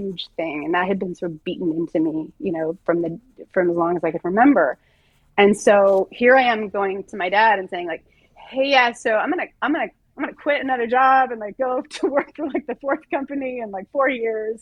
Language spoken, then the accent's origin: English; Southern California, United States; moved away as an adult; also born or lived in New York / San Francisco; a girl who was born and raised in Southern California